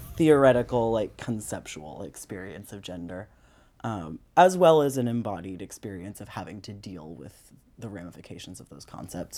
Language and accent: English; Maryland, United States; also born or lived in Grand Forks, North Dakota / New York City; Most of my childhood was spent in the suburbs in Maryland.